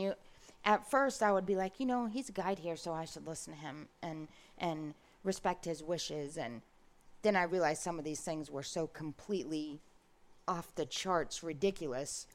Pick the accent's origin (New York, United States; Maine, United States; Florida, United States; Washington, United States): Florida, United States; Brooksville; also born or lived in Ocala; I grew up in Brooksville